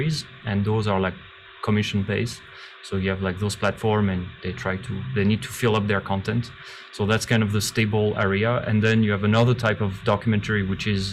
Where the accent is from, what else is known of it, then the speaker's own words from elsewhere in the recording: Paris, Île-de-France, France; moved away as an adult; now in China; I'm from France, I'm from Paris